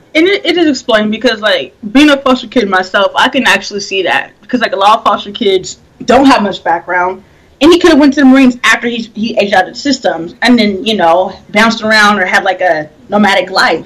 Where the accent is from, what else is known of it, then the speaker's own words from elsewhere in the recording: Washington, United States; I'm born and raised in Washington State